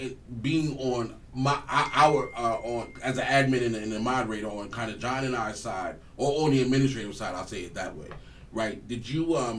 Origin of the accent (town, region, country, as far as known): Montclair, New Jersey, United States; born or raised there; also born or lived in Orange, New Jersey